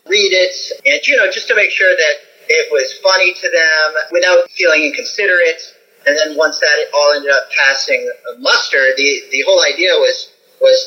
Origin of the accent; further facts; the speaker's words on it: the South, United States; I grew up in the South where the very idea of witchcraft is, you know, evil to people